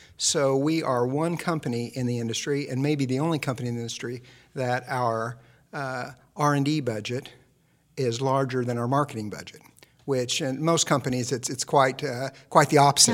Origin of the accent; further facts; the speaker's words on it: Midwest, United States; I'm from the Midwest, and we never had fresh garlic in the house growing up